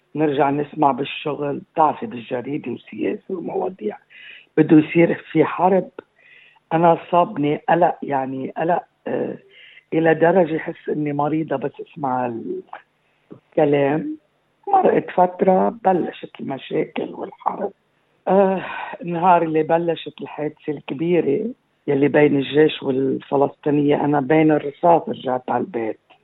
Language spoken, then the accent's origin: Arabic; Aqaybeh, Keserwan-Jbeil, Lebanon; moved away as an adult; also born or lived in Amchit / Beirut; now in Australia; من مواليد العقايبة كسروان تعلمت بعمشيت